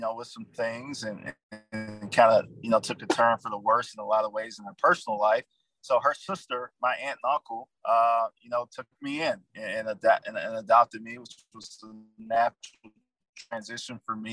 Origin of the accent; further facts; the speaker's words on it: Edgefield, South Carolina, United States; moved away; Born and raised in a small town, Edgefield, South Carolina